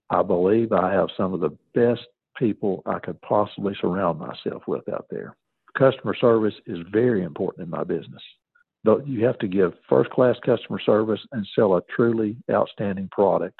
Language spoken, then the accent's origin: English; Scott County, Virginia, United States; now in East Tennessee, United States; I was from Scott County.